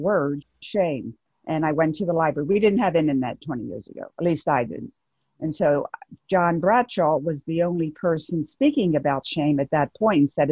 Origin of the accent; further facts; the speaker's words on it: Baltimore, Maryland, United States; now in North Carolina, United States; I grew up in Baltimore, Maryland